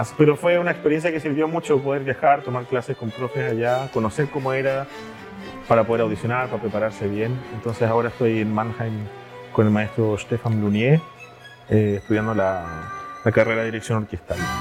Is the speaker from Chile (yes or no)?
yes; Chile; moved away as an adult; now in Germany; Generalmente nos pasa que como chilenos, voy a hablar desde el caso de nosotros como chilenos, llegamos mayores a Europa